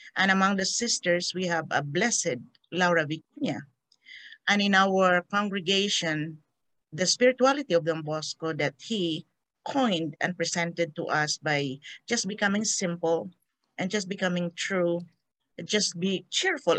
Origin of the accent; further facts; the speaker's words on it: Victorias, Negros Occidental, Philippines; moved away; also born or lived in Iloilo, Panay; I'm from a, uh, a um, not really tiny, in an island of Panay, Iloilo. Um, but I didn't grow up there. My parent, my father was looking for a job and he got the, the idea of going to Negros Occidental. So my family transferred to Negros Occidental and we landed in, we settled in Victoria's Negros Occidental